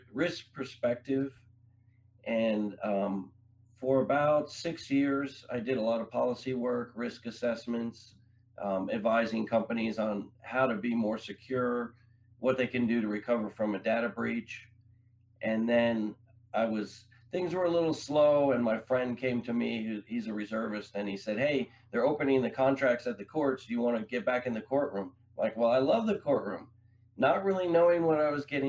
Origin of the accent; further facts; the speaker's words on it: Long Island, New York, United States; moved away; I grew up in New York on Long Island.